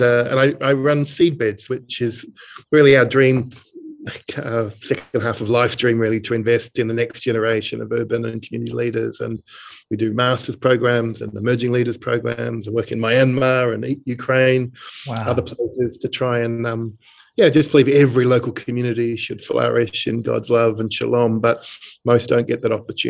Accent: Melbourne, Victoria, Australia; moved away as an adult; also born or lived in Springvale, Melbourne / Klong Toey, Bangkok; now in Birmingham, United Kingdom; You might be able to tell from my accent, I'm from Melbourne, Australia, but I do live in a city, Birmingham, lived here since 2014. Growing up in Dingley, which is in Melbourne

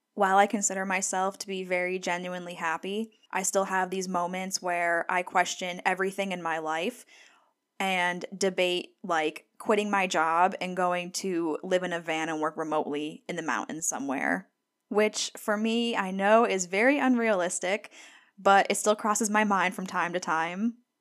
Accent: Scranton, Pennsylvania, United States; moved away as an adult; also born or lived in Gainesville, Florida / Durham, North Carolina; now in Vicksburg, United States; I grew up in Scranton, Pennsylvania

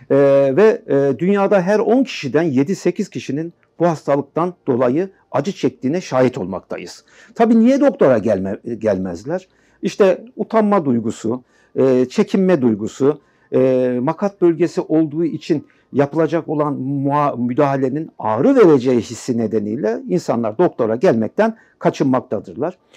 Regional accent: Aşkale, Erzurum, Turkey; born there; Ee, Erzurum Aşkale doğumluyum.

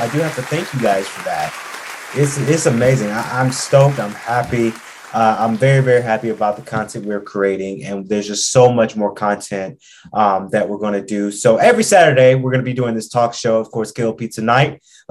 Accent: Atlanta, Georgia, United States; also born or lived in Macon; I like to say I'm from Atlanta. I love the city of Atlanta, but I always got to say too, you know, I'm from Macon as well.

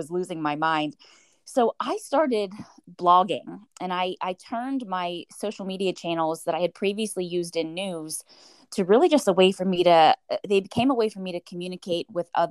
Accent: Pittsburgh, Pennsylvania, United States; Growing up in Pittsburgh, I did what I thought was normal for every Pittsburgh family

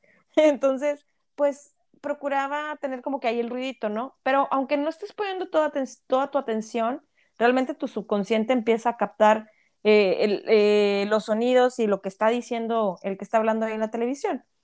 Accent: Mexico; moved away; somos un país tan rico en tantos recursos naturales

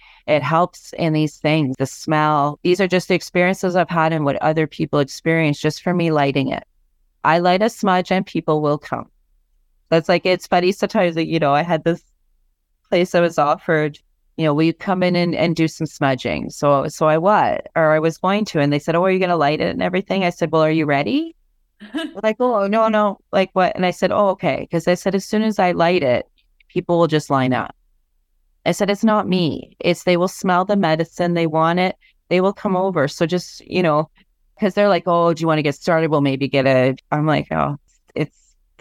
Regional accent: Ontario, Canada; I'm Anishinaabe from Ontario.

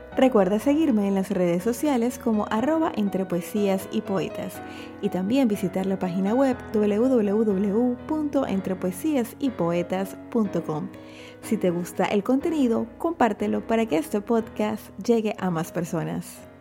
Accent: Chiriquí, Panama; mi tierra Chiriquí

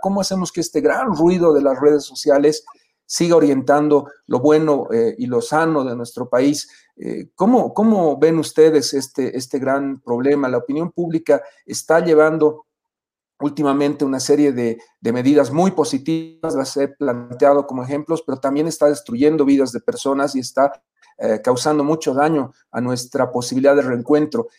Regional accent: Bolivia; a reencontrarnos como bolivianos

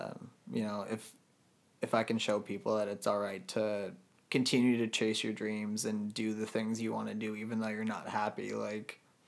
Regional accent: Halifax, Nova Scotia, Canada; I actually grew up here, but like my dad's military, so we kind of moved around a lot, but wound up here and spent most of our lives here. So here, like I call Halifax home.

